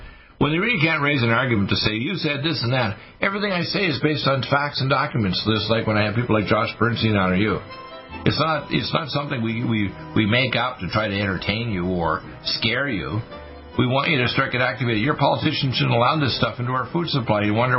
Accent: Canada; also born or lived in Detroit, Michigan, United States; I was raised in Canada, but I was an American, born in Detroit, Michigan, so I could run for president. The fact is, my mother was born in North Dakota, okay, so I'm an American.

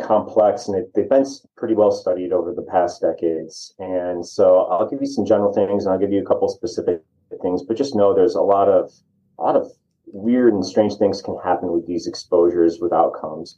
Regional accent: New York, United States; moved away as an adult; now in Arizona, United States; I'm originally from the Northeast up in New York

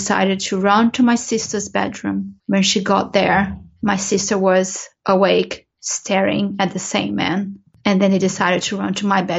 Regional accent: Brazil; moved away; I grew up in Brazil, and in Brazil, you do have a religion called spiritualism.

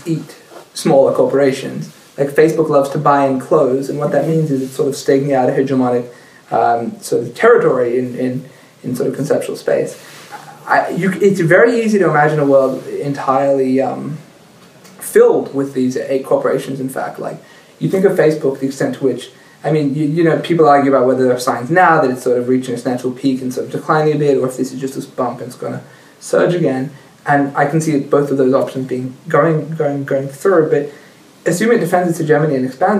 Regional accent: Australia; now in Israel; I'm Australian

